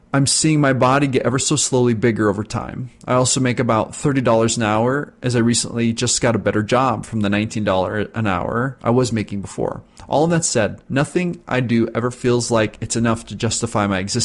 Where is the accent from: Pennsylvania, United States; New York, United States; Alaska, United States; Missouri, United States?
New York, United States; New York City; They don't know I grew up in the Bronx, had to feed myself as a child while my father was away working